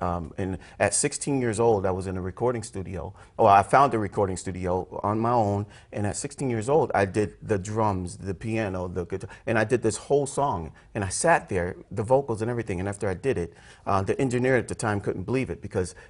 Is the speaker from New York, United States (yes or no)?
yes; Lockport, New York, United States; I was born in Lockport, New York.